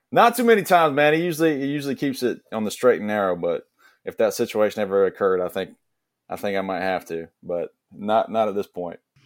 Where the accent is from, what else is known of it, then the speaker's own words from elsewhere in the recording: Blackshear, Georgia, United States; accent: Southern; I'm originally from South Georgia from a small town called Blackshear, Blackshear Way Cross area